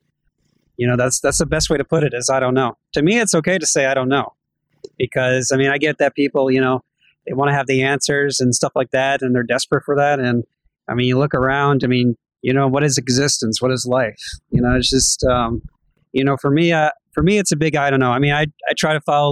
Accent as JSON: {"language": "English", "region": "Georgia", "country": "United States", "tie": "born or raised there", "also_born_or_lived": "New Jersey", "said": "I was born in New Jersey, and I was 3 months old, and then right away we went down to Georgia, and I've been here ever since."}